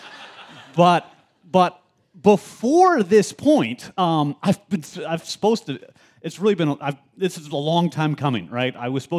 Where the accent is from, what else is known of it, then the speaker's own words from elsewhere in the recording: the South, United States; I'm really big into y'all. That's not because I'm a Southerner, and I'm not really trying to affect the Southerner thing.